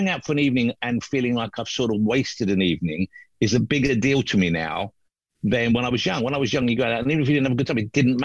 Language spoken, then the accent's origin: English; London, United Kingdom; I was born in London, I always lived in London